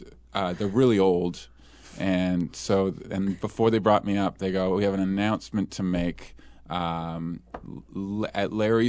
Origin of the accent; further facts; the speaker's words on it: Vancouver, British Columbia, Canada; now in Venice, California, United States; I'm from Vancouver. My dad's from Vancouver Island.